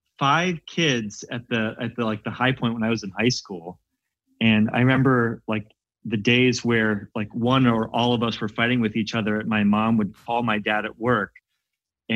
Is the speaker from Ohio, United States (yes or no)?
yes; Canton, Ohio, United States; Grew up in Ohio, Canton, Ohio